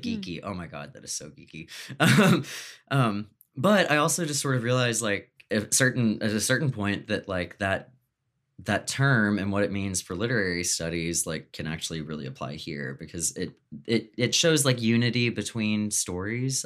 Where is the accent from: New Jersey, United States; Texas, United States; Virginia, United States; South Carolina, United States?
Texas, United States; I'm from Texas